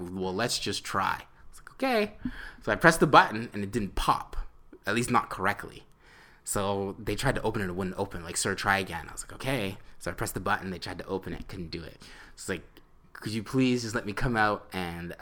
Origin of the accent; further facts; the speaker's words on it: Canada; we're from Canada.